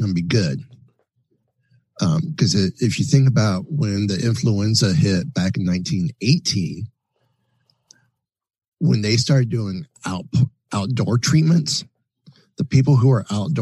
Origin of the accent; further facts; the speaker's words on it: Kissimmee, Florida, United States; I am from Kissimmee, Florida